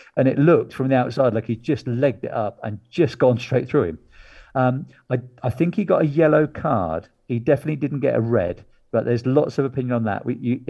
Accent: Weymouth, South West England, United Kingdom; my hometown team, Weymouth

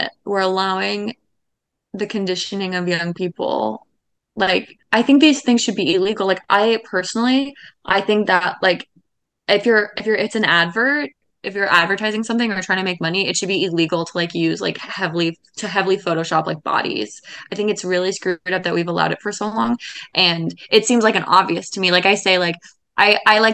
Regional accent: Seattle, Washington, United States; moved away; I grew up in Seattle

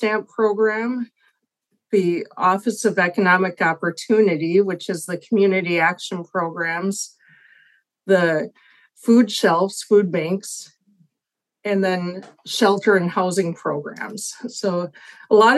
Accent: St. Paul, Minnesota, United States; I grew up in St. Paul area, St. Paul, Minnesota, and I'm beaming in from Invergrove Heights

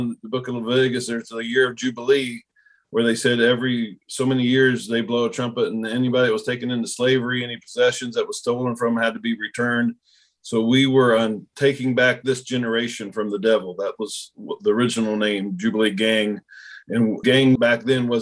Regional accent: Portsmouth, Ohio, United States; my hometown of Portsmouth, Ohio

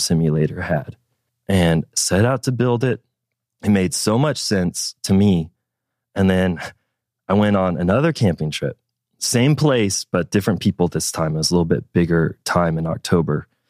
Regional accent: Fort Smith, Arkansas, United States; I was born in Fort Smith, Arkansas. That's where I was raised.

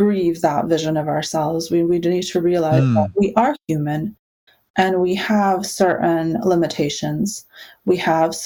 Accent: Ukraine; moved away; I was born in Ukraine, so, you know, an Eastern European, we kind of have this stereotype of, like, being a little bit grumpy and nihilistic

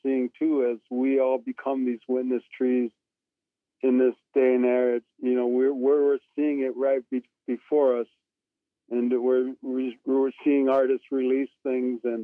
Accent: Iron Range, northern Minnesota, United States; now in Arizona, United States; I'm from the Iron Range in northern Minnesota

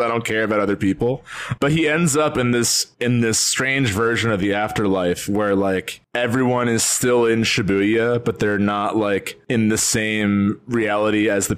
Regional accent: northern New Jersey, United States; we're both from Jersey. Like we're both from northern New Jersey. So like we grew up like in and out of New York

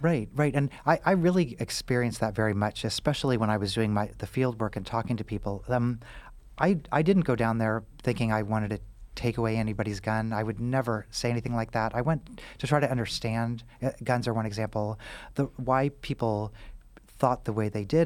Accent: Missouri, United States; also born or lived in Kansas; I grew up in Missouri, uh, and I'm from the Midwest

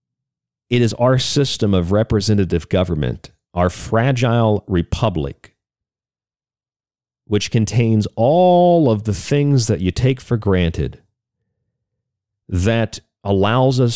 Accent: Florida, United States; now in Arizona, United States; my home state of Florida

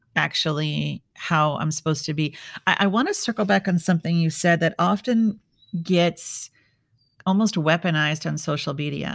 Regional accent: Midwest, United States; I grew up in the Midwest

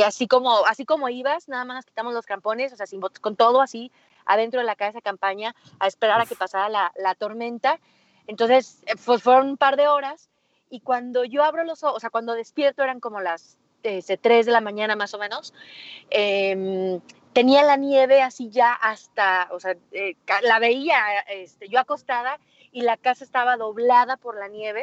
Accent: Aguascalientes, Mexico; Yo soy de Aguascalientes, entonces aquí en Aguascalientes no tenemos montañas

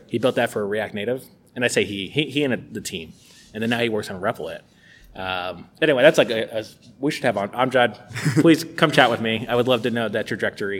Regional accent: Tampa, Florida, United States; moved away; I'm from Tampa, it's the University of South Florida

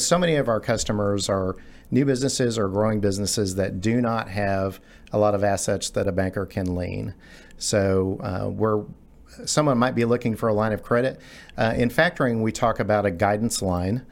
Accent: Garland, Texas, United States; I grew up in Garland. I'm a, I'm a native Texan, grew up in the Garland area

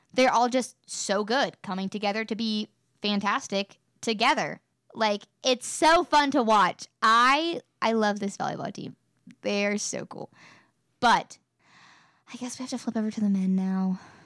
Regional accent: West Virginia, United States; I'm from West Virginia. I've grown up cheering for the Mountaineers in every sport. I'm from a smaller town in West Virginia

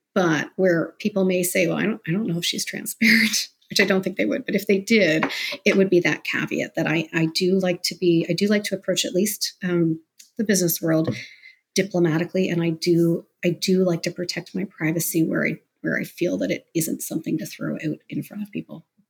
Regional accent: Mississauga, Ontario, Canada; now in Toronto, Canada; I was born in Toronto. I live in Toronto now, but I grew up in Mississauga

